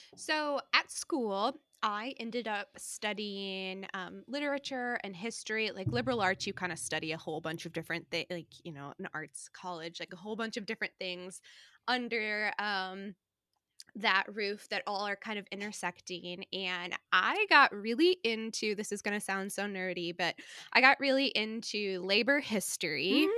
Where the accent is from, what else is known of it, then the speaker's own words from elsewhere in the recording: St. Louis, Missouri, United States; moved away as an adult; also born or lived in New York; now in Cedar Rapids, United States; I grew up in Saint Louis, um, so grew up in Saint Louis, came to Iowa to go